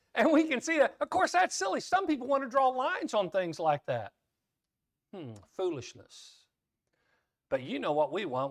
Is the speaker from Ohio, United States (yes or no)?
no; Kansas, United States; some language I learned growing up in Kansas